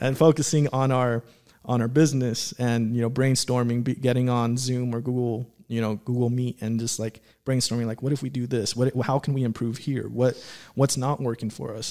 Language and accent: English; Antelope Valley, California, United States; growing up in the Antelope Valley